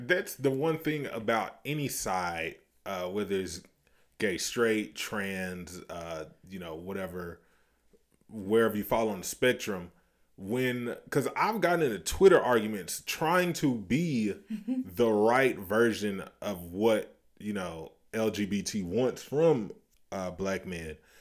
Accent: the South, United States; We are from the South

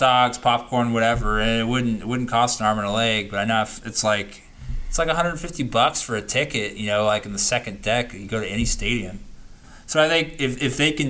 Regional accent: Oakland, California, United States; I grew up in Oakland

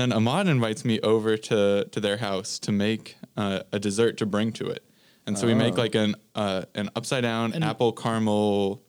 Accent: Washington, United States; moved away; So I'm from Washington State, yeah.

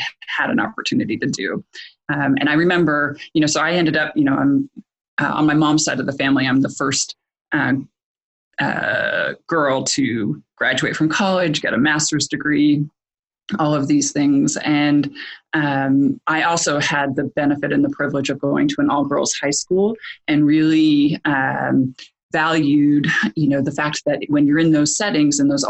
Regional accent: Portland, Oregon, United States; I grew up here in Portland

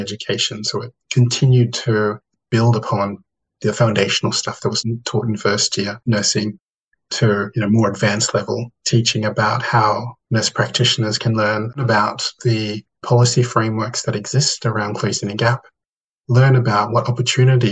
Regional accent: Thursday Island, Queensland, Australia; I grew up on Waibeni or Thursday Island or TI with my seven siblings, many cousins, and broader extended family.

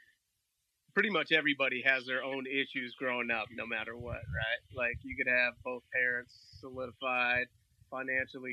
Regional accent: Milwaukie, Oregon, United States; also born or lived in Southeast Portland, Oregon; For the most part, we grew up in Milwaukee, raised in Milwaukee

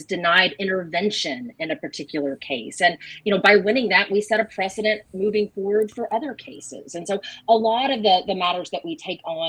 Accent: Elizabethtown, Kentucky, United States; moved away as an adult; also born or lived in Eugene, Oregon / Boulder, Colorado; I grew up in Elizabethtown and I went to Center College for undergrad

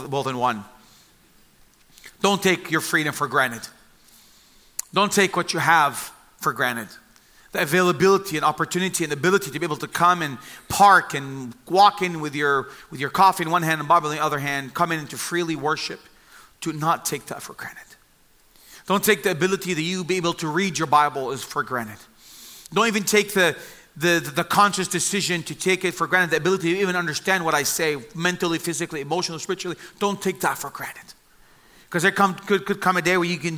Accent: Bethlehem, West Bank, Palestine; also born or lived in Jerusalem; I was born in Jerusalem and I grew up in the city of Bethlehem

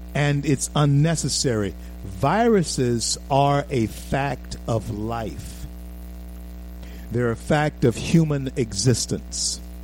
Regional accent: Louisiana, United States; I'm from Louisiana.

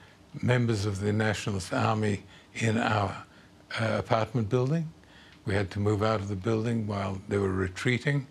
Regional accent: Australia; as an Australian

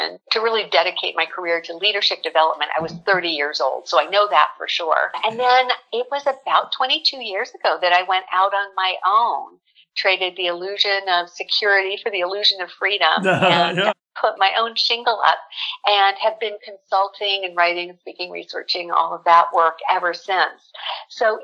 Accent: South Pasadena, California, United States; I was born here in Southern California. I'm one of those rare Southern California natives. Grew up in South Pasadena

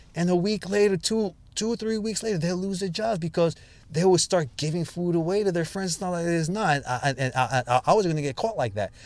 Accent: New York City, New York, United States; Born and bred in the Bronx

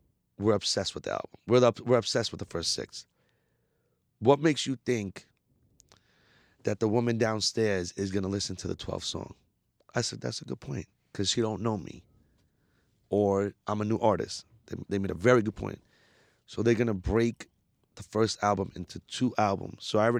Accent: India; So being Indian works for me with the labels because they see like I'm way more marketable, like Bollywood.

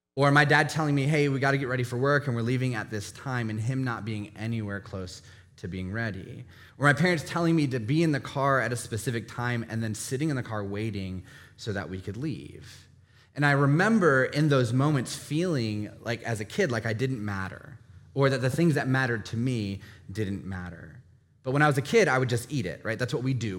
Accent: Northern Virginia, United States; I grew up in Northern Virginia

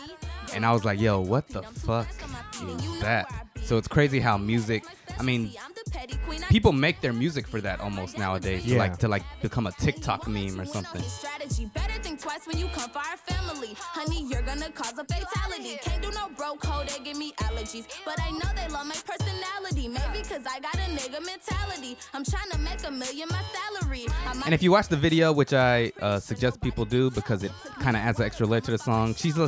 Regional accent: Atlanta, Georgia, United States; you know, I'm from Atlanta.

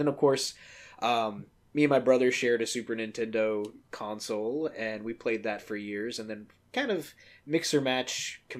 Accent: Atlanta, Georgia, United States; Yeah, so, you know, I grew up down south in Atlanta, the heart of Dixie.

